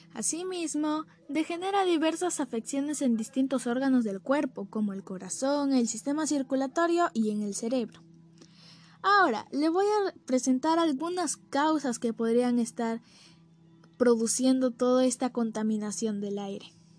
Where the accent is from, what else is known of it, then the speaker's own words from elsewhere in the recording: Peru; Como peruanos